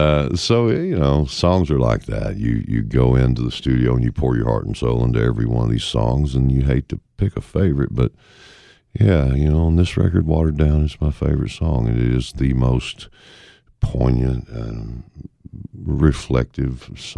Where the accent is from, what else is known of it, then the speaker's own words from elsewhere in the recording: the South, United States; Growing up in the South